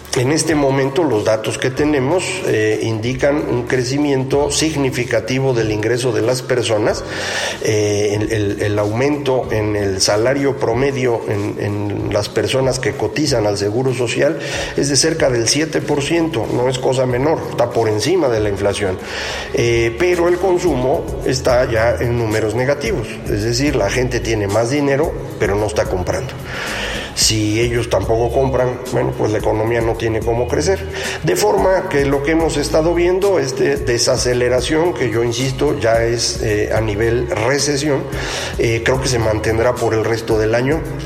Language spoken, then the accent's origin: Spanish; Mexico